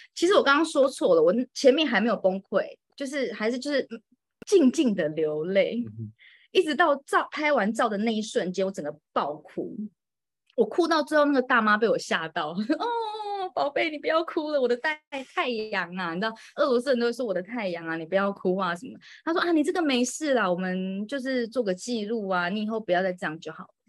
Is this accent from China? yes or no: no; Taiwan; moved away as an adult; also born or lived in Moscow, Russia; now in Reyhanlı, Turkey; 就从小到大都是在台湾长大的